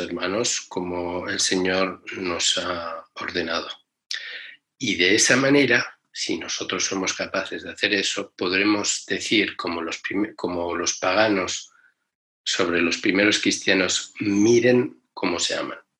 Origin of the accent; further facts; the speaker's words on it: Spain; cuando yo nací en España